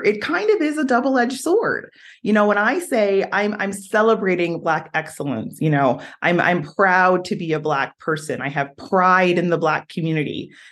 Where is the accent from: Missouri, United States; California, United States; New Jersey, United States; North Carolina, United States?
New Jersey, United States; now in Utah, United States; I'm from New Jersey.